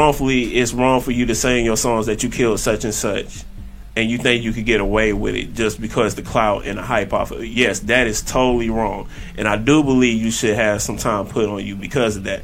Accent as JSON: {"language": "English", "town": "College Park", "region": "Georgia", "country": "United States", "tie": "born or raised there", "said": "I'm from College Park, okay. Georgia. I'm from here. Born and raised"}